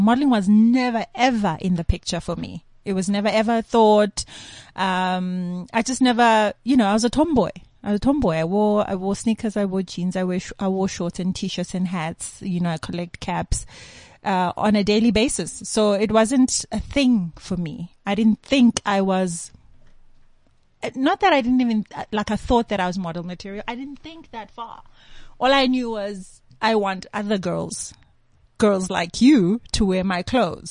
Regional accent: Eswatini; born or raised there; moved away; also born or lived in Zimbabwe / Birmingham, Alabama, United States

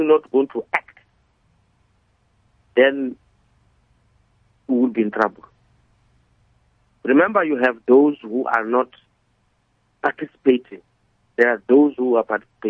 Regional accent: South Africa; as a South African

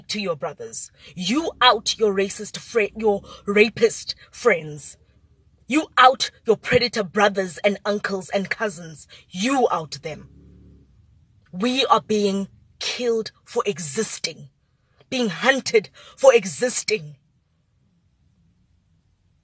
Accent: South Africa; as a South African

